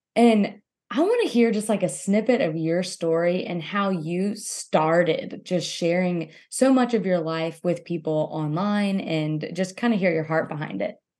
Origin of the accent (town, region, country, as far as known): Louisiana, United States